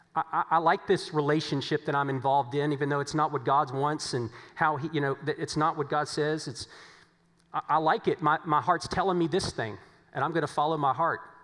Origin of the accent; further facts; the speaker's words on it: Virginia, United States; moved away; as we said back in Virginia